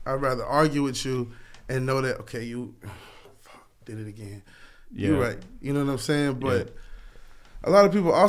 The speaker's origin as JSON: {"language": "English", "town": "Lakeland", "region": "Florida", "country": "United States", "tie": "born or raised there", "said": "I'm from Polk County."}